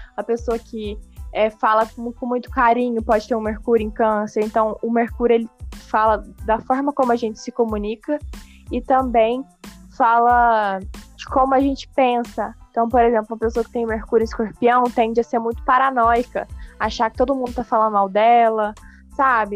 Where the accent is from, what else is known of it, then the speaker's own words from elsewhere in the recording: Lavras, Minas Gerais, Brazil; moved away as an adult; now in Uberaba, Brazil; eu vim pra Uberaba, né, eu sou do sul de Minas, chama Lavras, na minha cidade